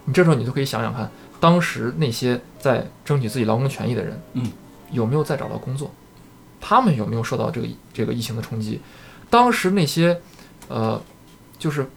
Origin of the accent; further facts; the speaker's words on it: China; 我们中国人，呃，这话说得有点绝对啊，就是，嗯。呃，像我一样的这种普通的中国的打工仔